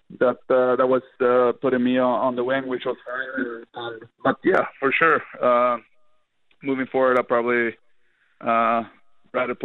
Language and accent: English; Sweden; born or raised there; moved away as an adult